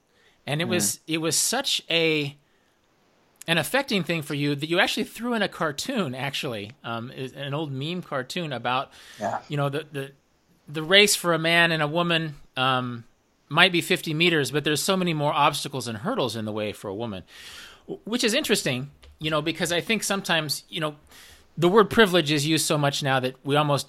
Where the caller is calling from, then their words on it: Kansas, United States; I was calling you from Kansas, right?